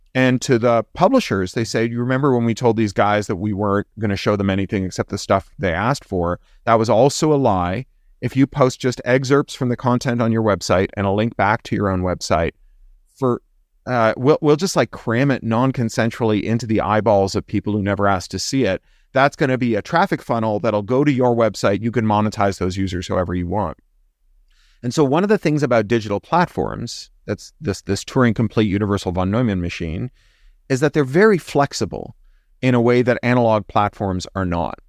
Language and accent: English; Canada; I'm also Canadian.